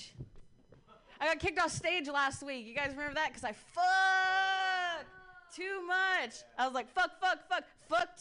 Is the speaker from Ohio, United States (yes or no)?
yes; Ohio, United States; I'm from Ohio